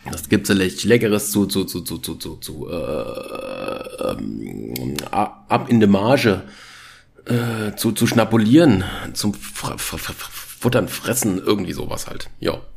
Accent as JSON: {"language": "German", "town": "Hasel", "region": "Baden-Württemberg", "country": "Germany", "accent": "Badisch", "said": "ich komme aus dem Schwarzwald, genauer gesagt aus der Ordenau, noch genauer aus Hasel im Kinzigtal."}